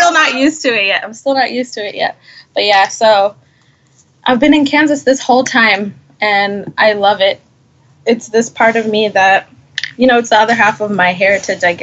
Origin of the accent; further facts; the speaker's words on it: Botswana; moved away; also born or lived in Kariba, Zimbabwe; shortly after I was born, a few years later, we had to move to Botswana. And that's where I grew up.